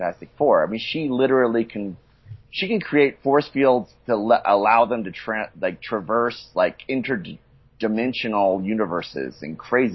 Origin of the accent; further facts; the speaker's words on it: the South, United States; now in Mexico; we come from the South